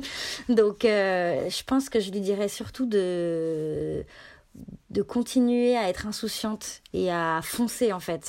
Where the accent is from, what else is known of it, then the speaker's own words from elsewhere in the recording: Annecy, Auvergne-Rhône-Alpes, France; J'ai grandi à Annecy, donc dans un dans un coin en Rhône-Alpes